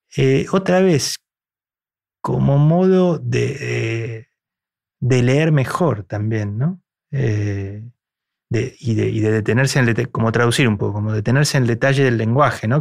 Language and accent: Spanish; Argentina; a mí me seleccionaron como representante argentino